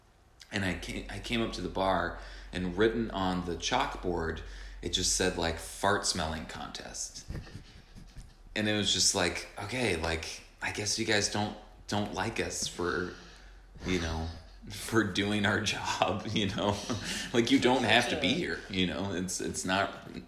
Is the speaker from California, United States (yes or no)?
no; New York, United States; I'm walking here. I'm a New Yorker.